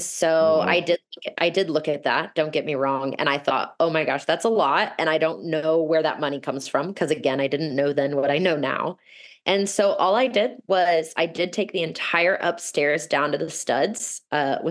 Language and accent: English; Overland Park, Kansas, United States; moved away as an adult; also born or lived in Denver, Colorado; my hometown, Overland Park, Kansas